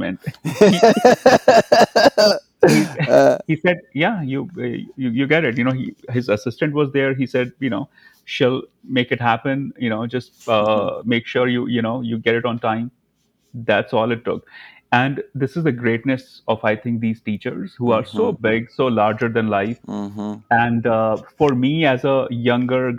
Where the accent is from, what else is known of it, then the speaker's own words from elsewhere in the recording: Dharamshala, Himachal Pradesh, India; moved away as an adult; also born or lived in New York; now in Los Angeles, United States; Dharmshala, McLeodganj. That's like my hometown.